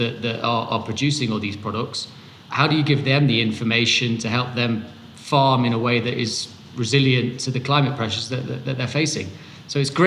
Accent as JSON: {"language": "English", "country": "United Kingdom", "moved": "as an adult", "lives_now": "Bogota, Colombia", "said": "I'm British, but based in Bogota, Colombia"}